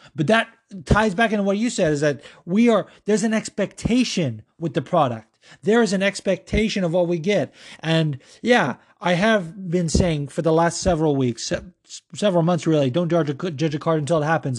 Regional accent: Las Vegas, Nevada, United States; I grew up in Vegas and I grew up around the betting scene

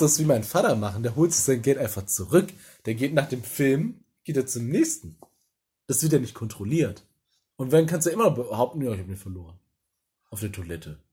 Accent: Ruhr area, North Rhine-Westphalia, Germany; ich komme ja aus dem Pott.

